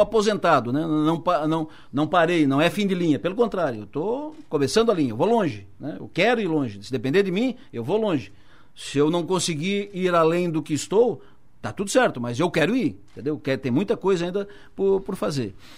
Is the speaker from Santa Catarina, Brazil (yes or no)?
yes; Araranguá, Santa Catarina, Brazil; Eu nasci em, em Araranguá.